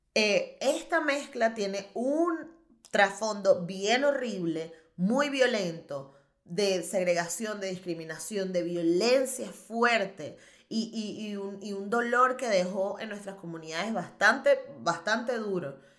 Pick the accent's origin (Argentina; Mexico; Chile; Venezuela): Venezuela; moved away as an adult; now in Barcelona, Spain; Yo soy venezolana